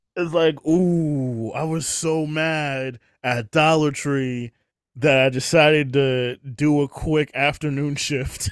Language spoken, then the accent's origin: English; New York, United States; I'm from New York